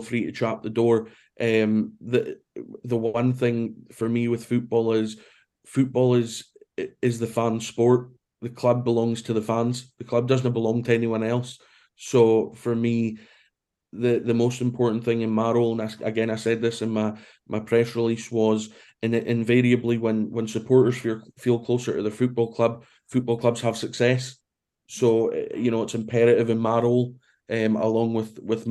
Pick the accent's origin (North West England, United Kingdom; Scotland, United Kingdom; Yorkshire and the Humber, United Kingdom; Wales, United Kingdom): Scotland, United Kingdom; Brora; also born or lived in Aberdeen; I was born in Aberdeen, but I was brought up in a small village called Brora, which is about an hour north of Inverness.